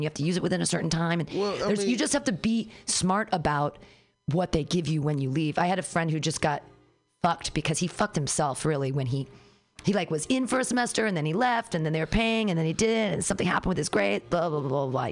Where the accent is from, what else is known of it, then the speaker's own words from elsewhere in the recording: United States; as an American